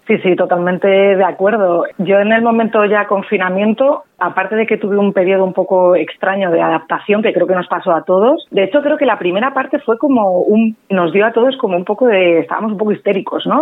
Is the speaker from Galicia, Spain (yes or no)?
no; Madrid, Community of Madrid, Spain; also born or lived in London; Soy española, ¿de dónde? ¿De Barcelona? pues no, soy de Madrid